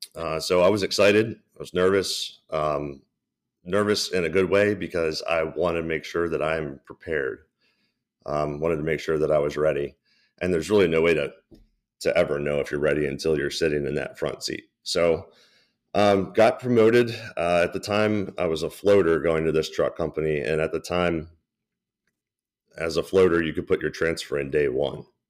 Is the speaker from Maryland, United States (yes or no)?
yes; Baltimore, Maryland, United States; born and raised in Baltimore, so it's, it's cool to work where I was born and raised